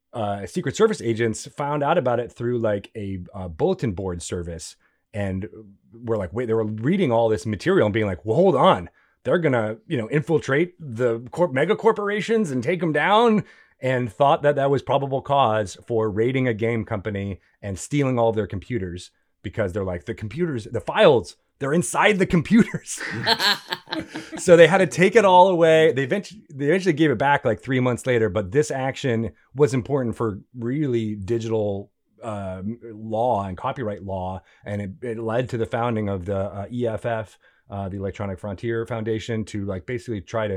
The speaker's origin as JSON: {"language": "English", "region": "Connecticut", "country": "United States", "tie": "born or raised there", "said": "the Connecticut Huskies, where I went to school and where I grew up in Connecticut, their men's basketball team won the Big East tournament"}